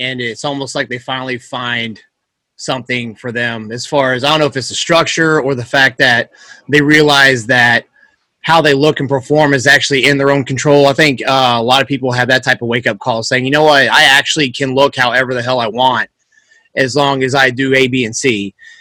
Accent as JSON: {"language": "English", "region": "the South", "country": "United States", "tie": "born or raised there", "said": "growing up in the South and doing a lot of yard work and stuff"}